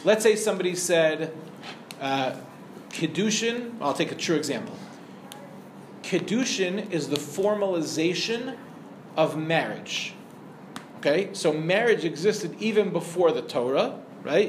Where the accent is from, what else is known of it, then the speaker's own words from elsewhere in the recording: Lawrence, New York, United States; also born or lived in Far Rockaway, New York; I grew up in the Five Towns